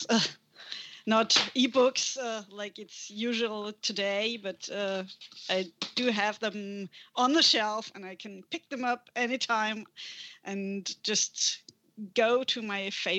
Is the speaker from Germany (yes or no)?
yes; Germany; first language German; English is a second language; I'm from Germany. So that's the reason you might hear an accent.